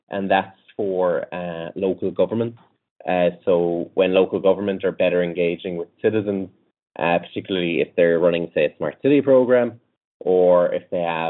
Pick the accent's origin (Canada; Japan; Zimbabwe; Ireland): Ireland; accent: Irish; We're based in Ireland